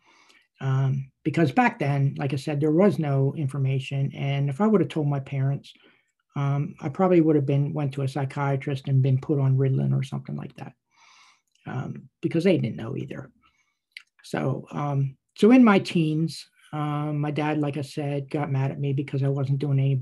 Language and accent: English; Wormleysburg, Pennsylvania, United States; I was born and raised in a little town in Cumberland County, Pennsylvania, called Wormleysburg